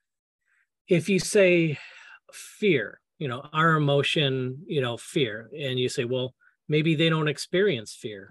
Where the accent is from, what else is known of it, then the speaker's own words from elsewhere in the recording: United States; I'm an American.